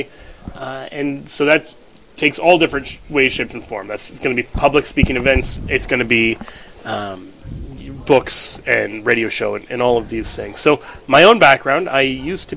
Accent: Kansas City, Missouri, United States; growing up in Kansas City, the 80s and 90s were not exactly a golden age for catechesis

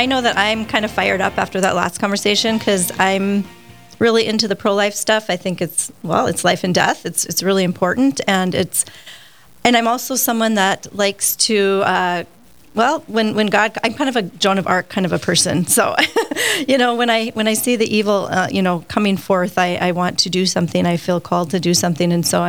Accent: Poplar, Montana, United States; I grew up in Poplar, Montana on the Fort Peck Reservation. And our parish was a mission church, and it was called Our Lady of Lourdes.

